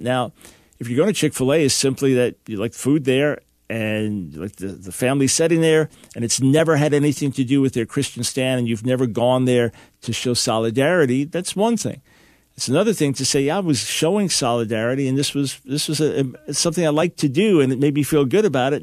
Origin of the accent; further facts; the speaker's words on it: Long Island, New York, United States; moved away; also born or lived in Pensacola, Florida; New York Jew, born in New York City, raised on Long Island